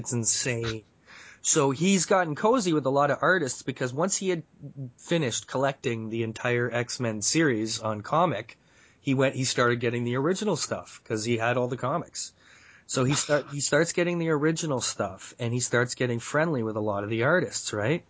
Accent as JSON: {"language": "English", "country": "Canada", "said": "as a Canadian citizen"}